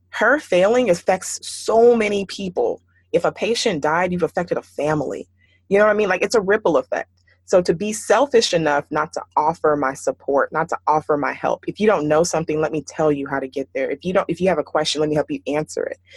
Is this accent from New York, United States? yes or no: no; Houston, Texas, United States; growing up in Houston, and it's a predominantly Nigerian community there, uh, where I grew up at least